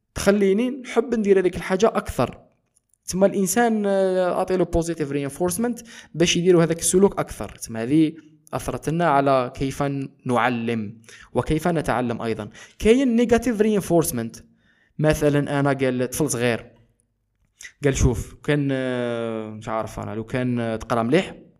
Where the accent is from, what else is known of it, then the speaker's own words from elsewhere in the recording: eastern Algeria, Algeria; انتمي الى الجزائر نسبيا انتمي الى آه، شرق الجزائر نسبيا اكثر